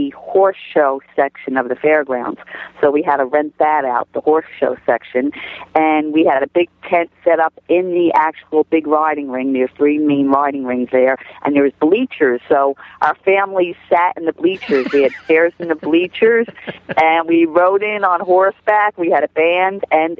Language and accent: English; New Jersey, United States; I'm from New Jersey, and there really aren't too many cowboys in New Jersey